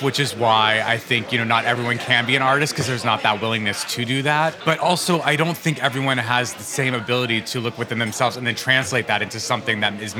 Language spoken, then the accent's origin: English; Albuquerque, New Mexico, United States; now in New York, United States; I grew up gay in an area of the United States that it wasn't super okay to be gay mm-hmm. in Albuquerque, New Mexico.